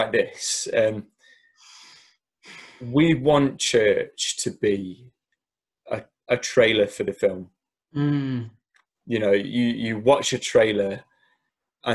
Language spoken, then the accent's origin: English; Derby, East Midlands, United Kingdom; the church I grew up in Derby